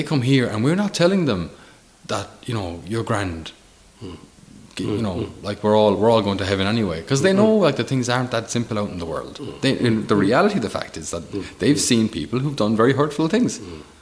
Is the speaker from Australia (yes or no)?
no; Ireland; As an Irish person